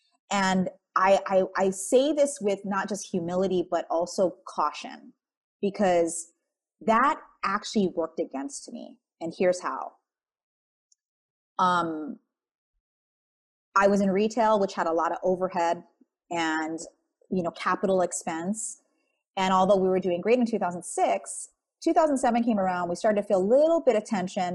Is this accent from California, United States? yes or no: no; Wailua, Hawaii, United States; moved away; I'm from the North Shore. It's called Wailua. It's where all the pineapple and sugarcane plantations were. My front yard was sugarcane. My backyard was sugarcane growing up.